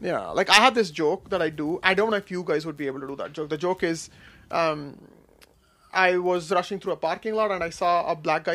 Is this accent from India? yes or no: yes; India; also born or lived in Kashmir; now in Seattle, United States; growing up in India